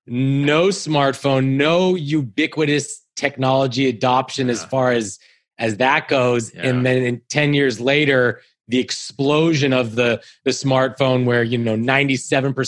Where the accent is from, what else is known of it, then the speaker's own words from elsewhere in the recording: Menlo Park, California, United States; I grew up in Menlo Park